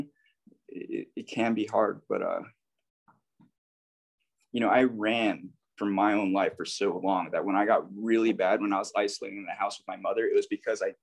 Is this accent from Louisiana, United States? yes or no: no; Hawaii, United States; I'm from Hawaii